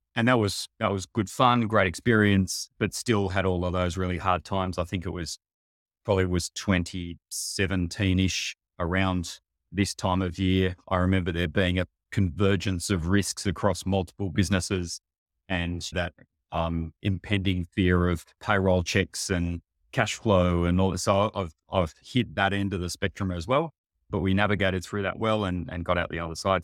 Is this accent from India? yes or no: no; Sydney, New South Wales, Australia; I grew up in Sydney o, on the beaches here